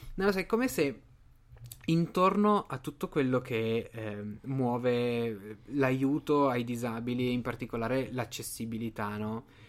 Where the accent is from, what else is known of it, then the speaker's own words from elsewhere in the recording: Liguria, Italy; sono ligure